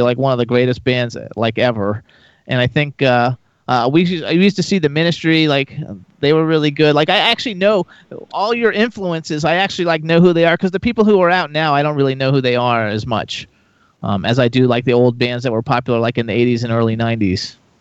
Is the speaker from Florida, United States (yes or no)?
yes; Florida, United States; I'm from Florida